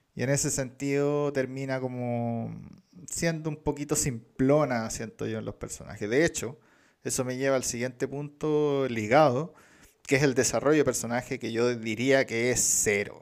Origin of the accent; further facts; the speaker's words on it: Chile; nosotros como chilenos